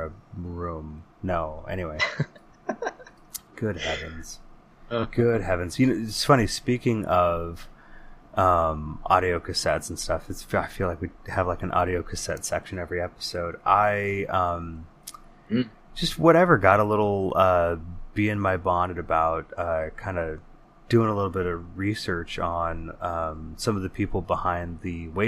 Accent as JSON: {"language": "English", "region": "California", "country": "United States", "tie": "born or raised there", "said": "as he is every month when we wander back through the hazy halls of our memories growing up in the Bay Area in the 80s and 90s"}